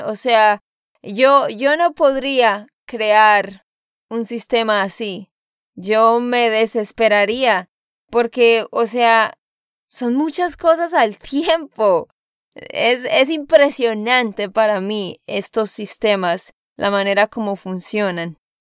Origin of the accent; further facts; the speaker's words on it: Santander, Colombia; de Santander, Colombia